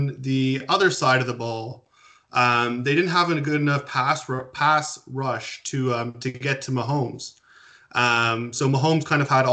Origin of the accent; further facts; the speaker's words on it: Toronto, Ontario, Canada; I'm from the Toronto area.